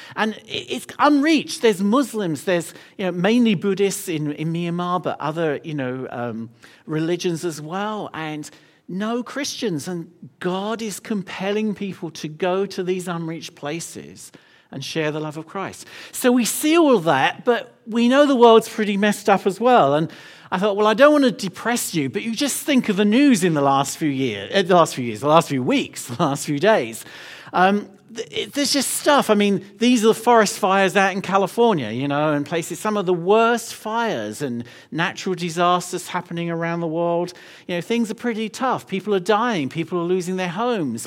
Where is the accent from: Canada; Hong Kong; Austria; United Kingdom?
United Kingdom; London; I'm from London